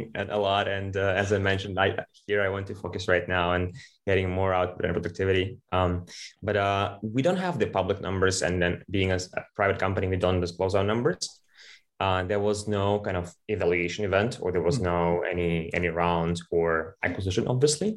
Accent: Ukraine; moved away as an adult; also born or lived in United Kingdom; I'm born and raised in Ukraine, and I left Ukraine at the age of 20 to study in the UK

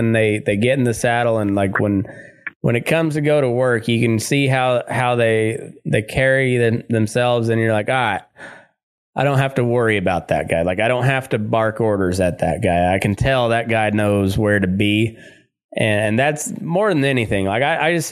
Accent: Southeast Colorado, United States; moved away; also born or lived in Great Plains; I grew up in Southeast Colorado, just, in cowpuncher country.

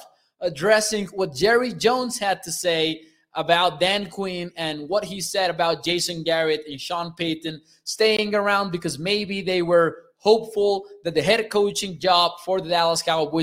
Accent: Mexico; I'm from Mexico

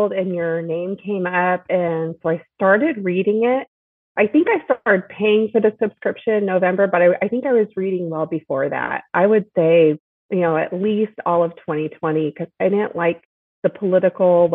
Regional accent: San Diego, California, United States; also born or lived in Chicago / Inland Empire; when I was about four, we came out to San Diego and I lived there for a lot of my childhood growing up

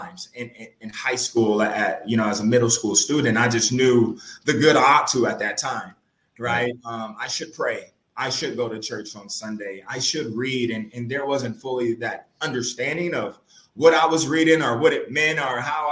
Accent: Los Angeles, California, United States; growing up in South Central LA, South LA, as they call it now

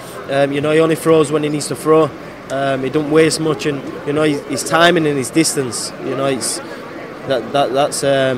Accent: United Kingdom; born or raised there

